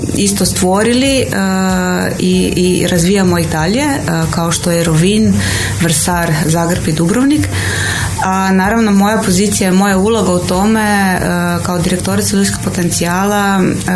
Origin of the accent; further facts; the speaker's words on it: Slovenia; now in Croatia; ja sam Slovenka